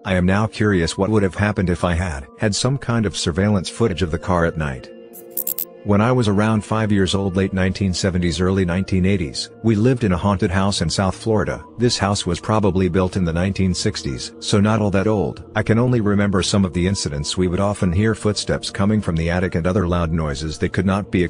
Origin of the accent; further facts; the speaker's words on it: Kyrgyzstan; English is a second language; I was 12 years old in my home country in Kyrgyzstan, and I was at my maternal grandma's house.